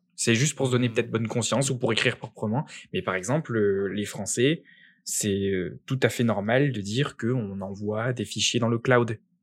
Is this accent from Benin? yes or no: no; France; moved away as an adult; now in Quebec, Canada; je suis né en France